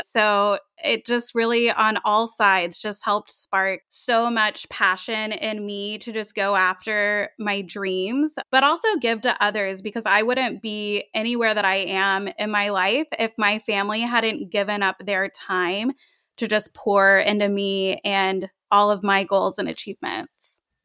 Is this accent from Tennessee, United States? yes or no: yes; Tennessee, United States; moved away as an adult; also born or lived in Long Beach, California; now in California, United States; I was four years old when my family moved to Tennessee